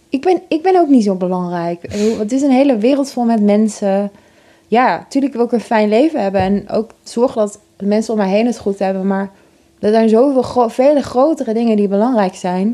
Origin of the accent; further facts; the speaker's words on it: Oss, North Brabant, Netherlands; moved away; het was in Os, waar ik ben opgegroeid